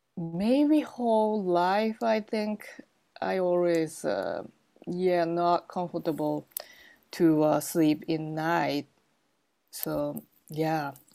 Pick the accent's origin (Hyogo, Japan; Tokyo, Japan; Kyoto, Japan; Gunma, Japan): Gunma, Japan; I was born in Gunma, Japan